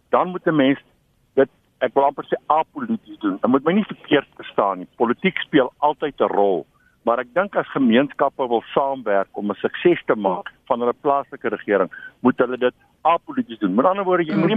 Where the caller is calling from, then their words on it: Tenison, South Africa; Ja, ek is van Tenison.